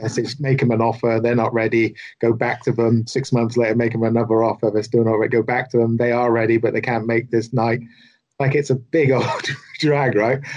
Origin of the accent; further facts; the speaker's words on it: the south of England, United Kingdom; as a southerner